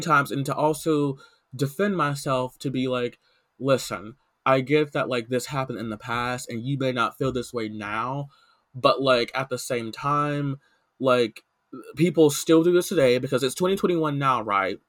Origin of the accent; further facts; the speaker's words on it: the South, United States; I grew up in the South